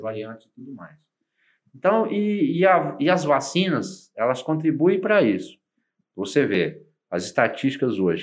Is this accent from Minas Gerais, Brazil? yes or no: yes; Minas Gerais, Brazil; Como bom mineiro